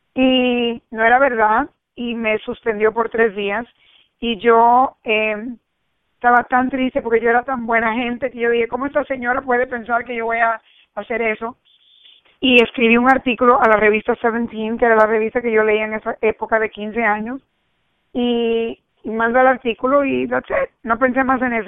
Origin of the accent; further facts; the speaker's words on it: New Jersey, United States; also born or lived in Cuba; yo me crié en New Jersey, vinimos de Cuba y nos, y nos criamos en New Jersey entre americanos.